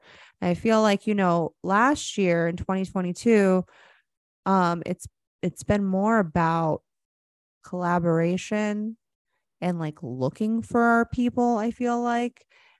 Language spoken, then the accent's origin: English; Florida, United States; I grew up in Florida.